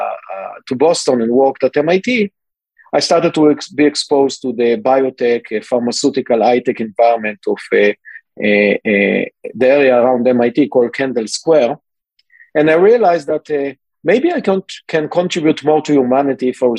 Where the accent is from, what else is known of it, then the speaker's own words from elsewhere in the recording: Israel; moved away as an adult; I was born and raised in Israel